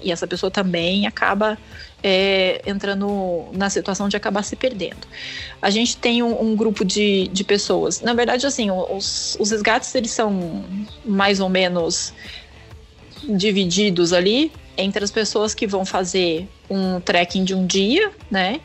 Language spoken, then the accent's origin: Portuguese; Pindamonhangaba, São Paulo, Brazil; eu sou de Pindamonhangaba